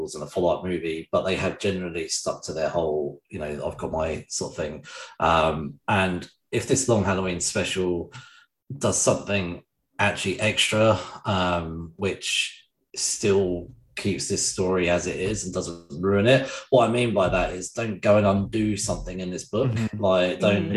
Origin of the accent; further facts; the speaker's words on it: England, United Kingdom; I'm just English